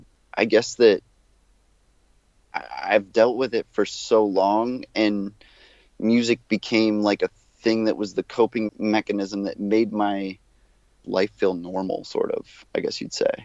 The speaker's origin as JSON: {"language": "English", "region": "South Florida", "country": "United States", "also_born_or_lived": "Gainesville", "moved": "as an adult", "said": "I come from South Florida, which is very hardcore centric."}